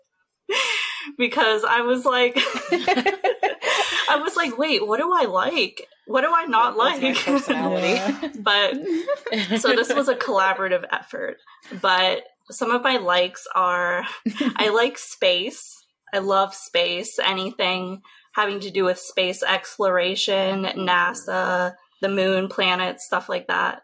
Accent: Pittsburgh, Pennsylvania, United States; now in Richmond, United States; I'm from Pittsburgh, Pennsylvania, and I really miss it

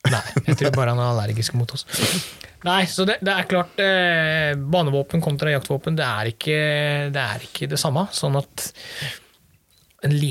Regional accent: Møre og Romsdal, Norway; Nei, som sunnmøring så er det klart det, det sårer jo litt.

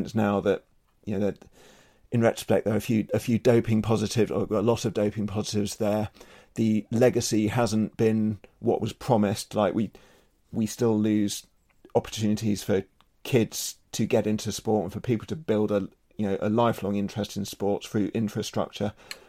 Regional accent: United Kingdom; And as a British cycling fan, I remember the lean year when I first got into the sport

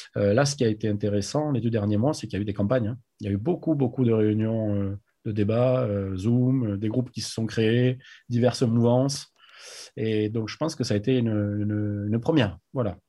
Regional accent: Agen, Nouvelle-Aquitaine, France; moved away as an adult; also born or lived in New Zealand / United States / Biarritz; je suis né à Agen, j'ai grandi là-bas jusqu'à mes 20 ans

